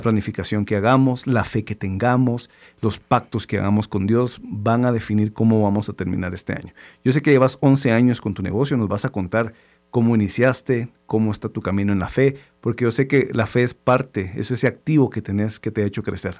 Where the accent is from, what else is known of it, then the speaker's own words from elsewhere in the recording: Guatemala; todos como chapines